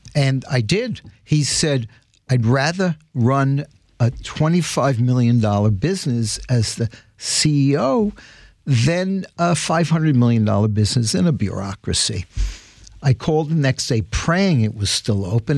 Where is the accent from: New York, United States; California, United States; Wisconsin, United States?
New York, United States; New York City; growing up in the Bronx